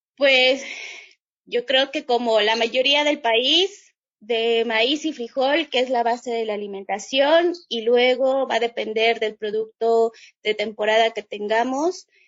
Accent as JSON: {"language": "Spanish", "region": "Chiapas", "country": "Mexico", "said": "regresarme a Chiapas y, y decidir poner el restaurante"}